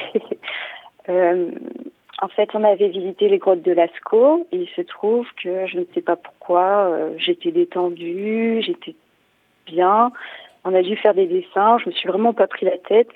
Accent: Poitiers, Nouvelle-Aquitaine, France; Je suis née au CHU de Poitiers le 3 décembre, un jour où il neigeait, donc j'ai toujours vécu à Poitiers

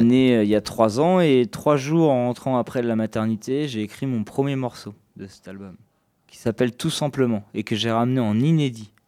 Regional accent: Bressuire, Nouvelle-Aquitaine, France; now in Poitiers, France; je viens de Bressuire

